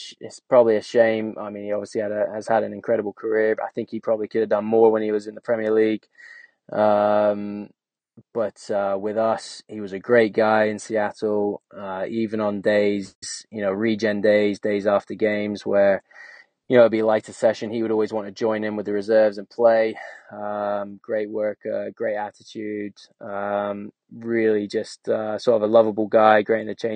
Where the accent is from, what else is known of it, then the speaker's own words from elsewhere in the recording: England, United Kingdom; moved away as an adult; growing up in England